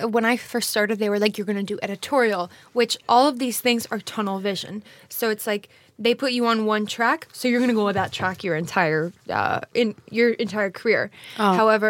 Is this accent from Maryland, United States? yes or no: no; California, United States; I'm American.